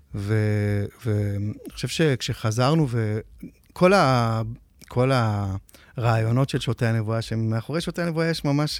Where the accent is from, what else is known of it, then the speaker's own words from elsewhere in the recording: Metula, Northern District, Israel; moved away as an adult; also born or lived in a kibbutz in central Israel; now in Tel Aviv, Israel; בשנת 80, שהיינו בני 10, נפגשנו במטולה